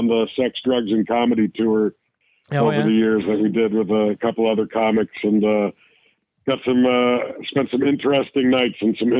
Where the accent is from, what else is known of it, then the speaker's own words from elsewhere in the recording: Toronto, Ontario, Canada; I am from Toronto.